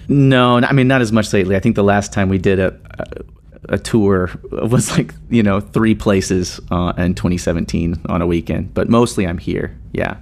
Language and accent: English; Nashville, Tennessee, United States; moved away as an adult; also born or lived in Seattle; now in Indianapolis, United States; I grew up in Nashville, Tennessee